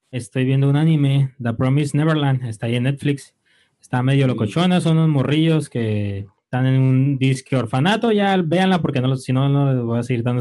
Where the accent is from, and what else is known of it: Mexico